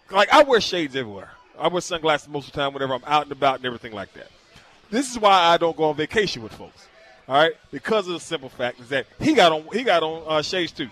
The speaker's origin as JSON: {"language": "English", "region": "Washington", "country": "United States", "said": "people to know where I'm from. I'm proud of it. There's nothing wrong with Washington State."}